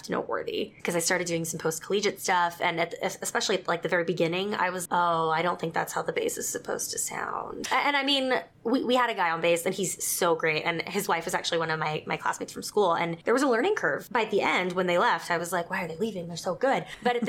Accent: South Texas, United States; moved away; also born or lived in Utah; I grew up in South Texas

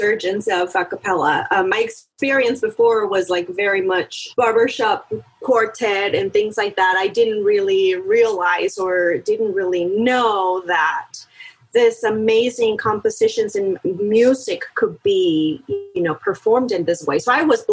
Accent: Monterrey, Nuevo León, Mexico; moved away; I'm originally born and raised in Mexico, in Monterey

